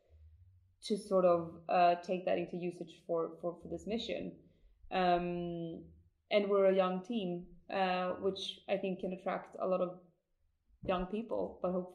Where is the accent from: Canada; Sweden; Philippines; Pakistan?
Sweden; countryside outside of Uppsala, Uppsala County; I did not grow up in Stockholm. I'm actually from the countryside outside of Uppsala